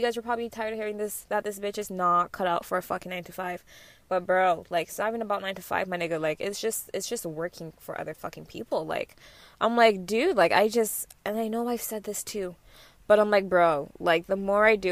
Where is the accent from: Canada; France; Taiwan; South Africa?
Canada; Mississauga, Ontario; I'm not gonna say Malton.